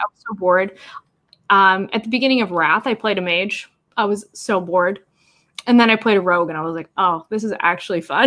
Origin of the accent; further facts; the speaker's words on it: Canada; I'm Canadian.